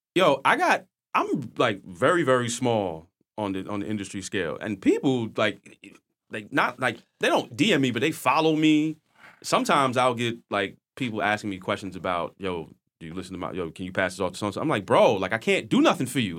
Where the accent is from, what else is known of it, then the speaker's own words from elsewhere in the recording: New York City, New York, United States; I'm from Queens, so I have a lot of friends in Brooklyn